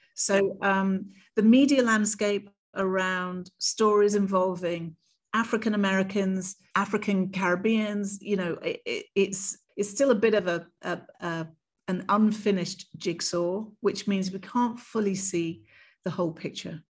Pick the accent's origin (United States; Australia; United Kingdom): United Kingdom; as a British queer woman of color